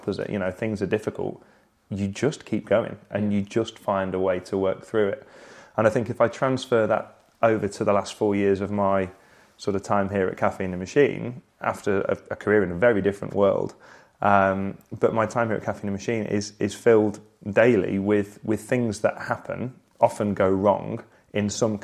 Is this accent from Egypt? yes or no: no; Sale, North West England, United Kingdom; moved away as an adult; I grew up in Manchester in Sale, a suburb of Manchester